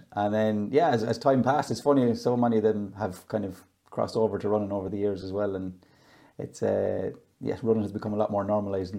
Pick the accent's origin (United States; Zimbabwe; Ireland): Ireland; Dromore West, Connacht; moved away; I'm from Dromore West, small village in West Sligo